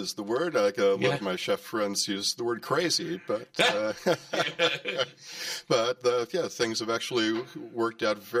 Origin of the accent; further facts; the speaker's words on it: Connecticut, United States; accent: American; moved away as an adult; also born or lived in Vermont; now in Melbourne, Australia; Oh, I'm originally from Connecticut. Grew up on the coastline a few hours out of New York City.